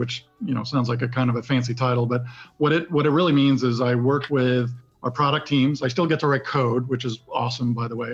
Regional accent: Sweden; moved away as an adult; now in United States; I was born and grew up and spent the majority of my childhood in Sweden

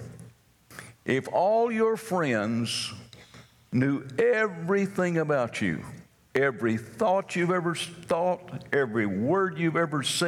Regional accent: North Carolina, United States; I'm from North Carolina

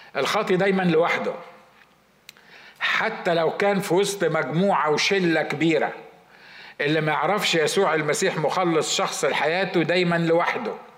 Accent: Egypt; عندنا في مصر

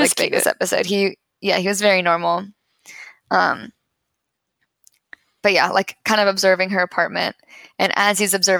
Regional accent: Pittsburgh, Pennsylvania, United States; born or raised there; moved away

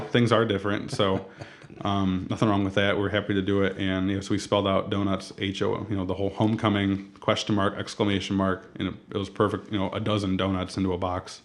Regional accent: Toledo, Ohio, United States; also born or lived in Rossford / Perrysburg / San Diego; Born and raised in Toledo

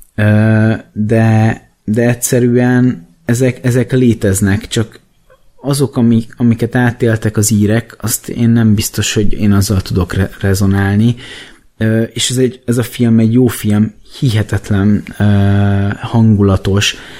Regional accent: Hungary; én magyarként

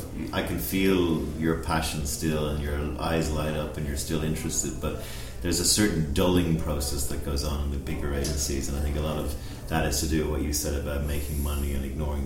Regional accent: Dublin, Leinster, Ireland; I was growing up in Dublin around the same time, and we're the similar age.

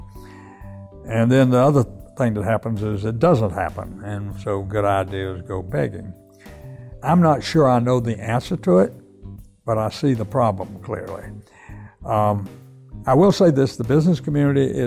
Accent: South Carolina, United States; now in Charlotte, United States; I thought of myself as a Southerner. Not, and maybe a South Carolinian.

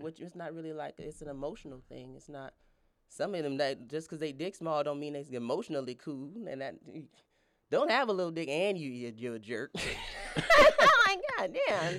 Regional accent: Denver, Colorado, United States; from Denver, Colorado

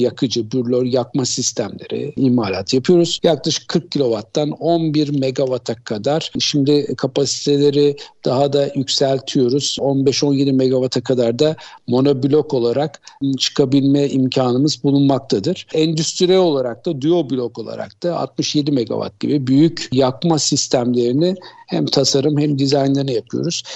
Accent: Istanbul, Turkey; also born or lived in United States; 1964 yılında İstanbul'da doğdum. İlk öğretim, orta öğretim yıllarımı Haydarpaşa Lisesi'nde

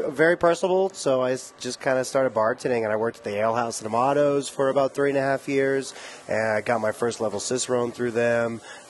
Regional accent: Aurora, Colorado, United States; We grew up in Southeast Aurora. I'm a Colorado native

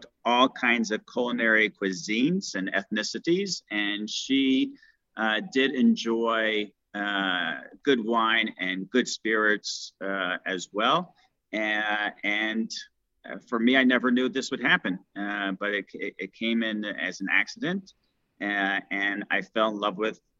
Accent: New York City, New York, United States; moved away as an adult; also born or lived in Miami, Florida / Orlando, Florida / Tampa, Florida / San Francisco, California; I grew up in New York City

